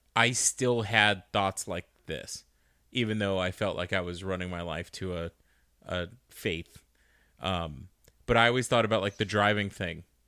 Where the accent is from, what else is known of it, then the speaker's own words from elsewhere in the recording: Arizona, United States; we're just from Arizona